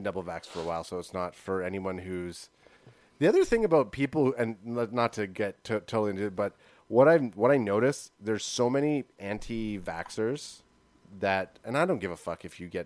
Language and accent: English; Canada; we are Canadian here